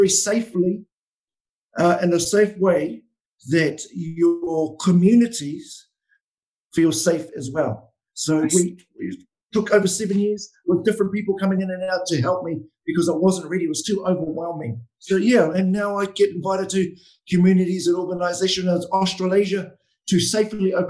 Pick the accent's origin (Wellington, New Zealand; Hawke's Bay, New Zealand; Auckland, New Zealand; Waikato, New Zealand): Hawke's Bay, New Zealand; Lake Waikaremoana; I'm from Waikare Moana